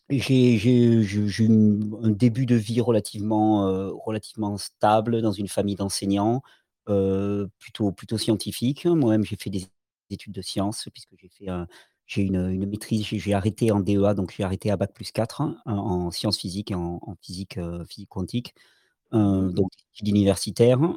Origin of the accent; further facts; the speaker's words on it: Catalonia, Spain; born there; Je {S0} mmh suis, euh, {S1} je suis né en Catalogne. C'est important pour moi parce que j'habite toujours dans mon pays